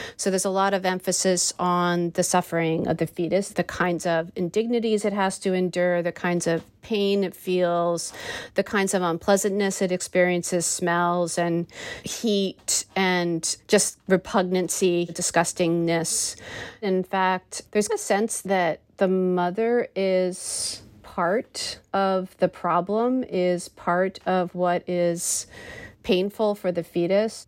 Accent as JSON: {"language": "English", "country": "United States", "said": "my experience of being an American"}